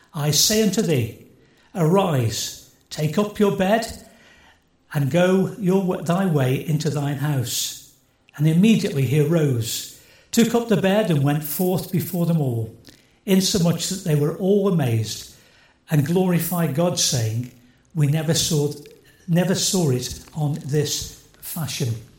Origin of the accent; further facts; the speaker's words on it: Stoke-on-Trent, West Midlands, United Kingdom; I come from Stoke